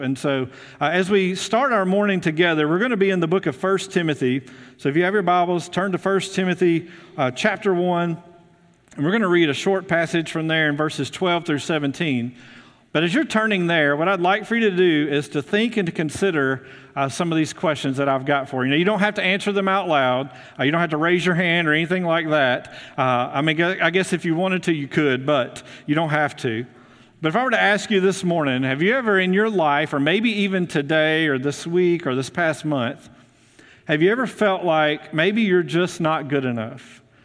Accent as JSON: {"language": "English", "town": "Muscle Shoals", "region": "Alabama", "country": "United States", "also_born_or_lived": "Houston, Texas / Memphis, Tennessee", "moved": "as an adult", "lives_now": "North Alabama, United States", "said": "I'm originally from Muscle Shoals"}